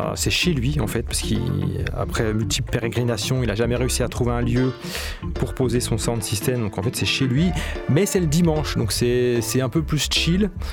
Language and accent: French; Marseille, Provence-Alpes-Côte d'Azur, France; je suis arrivé en tant que Marseillais en fait à, Kingston